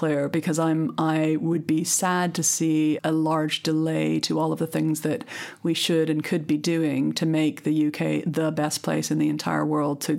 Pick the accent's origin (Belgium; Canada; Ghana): Canada; now in United Kingdom; I come from Canada, which has had a whole series of coalition governments